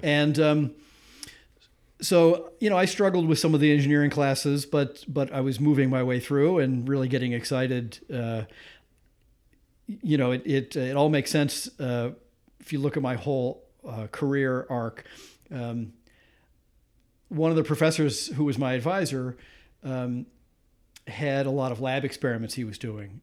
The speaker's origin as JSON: {"language": "English", "town": "Grosse Pointe", "region": "Michigan", "country": "United States", "tie": "born or raised there", "moved": "as an adult", "lives_now": "Massachusetts, United States", "said": "I grew up just outside of Detroit in a suburb called Grosse Pointe"}